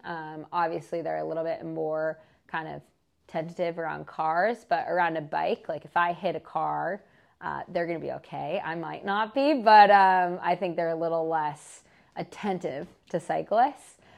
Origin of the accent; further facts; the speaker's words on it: Marin, California, United States; where I grew up in Marin